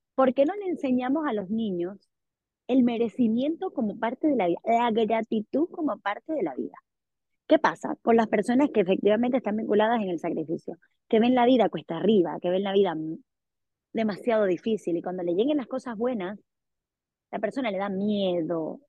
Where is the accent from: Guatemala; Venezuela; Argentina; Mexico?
Venezuela; Sí, si vengo de Venezuela.